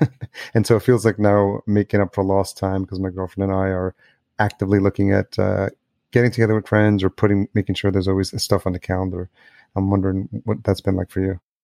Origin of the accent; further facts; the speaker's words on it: New York, United States; moved away as an adult; also born or lived in Los Angeles; now in Minneapolis, United States; I'm in a new city, I'm in Minneapolis, but I grew up in New York and I've lived in L